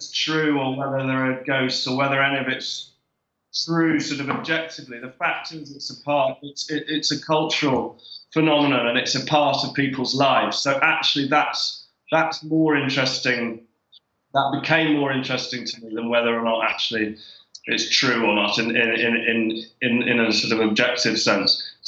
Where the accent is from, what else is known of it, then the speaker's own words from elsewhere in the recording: England, United Kingdom; now in Derry, United Kingdom; as an English person in Derry